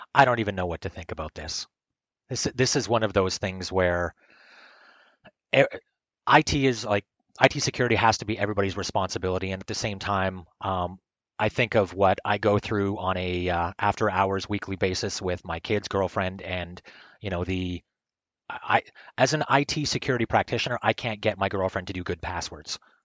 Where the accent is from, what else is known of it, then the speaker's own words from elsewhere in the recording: Canada; I'm like a broken Canadian